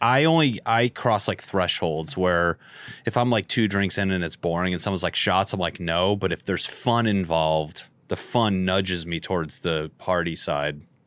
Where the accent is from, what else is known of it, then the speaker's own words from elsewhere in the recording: Northeast, United States; moved away; I'm from the Northeast, and I did shows in Boston